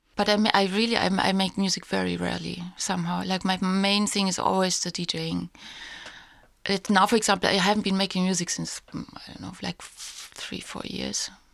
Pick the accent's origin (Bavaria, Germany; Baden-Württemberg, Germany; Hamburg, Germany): Baden-Württemberg, Germany; Heidelberg; moved away; my hometown in Heidelberg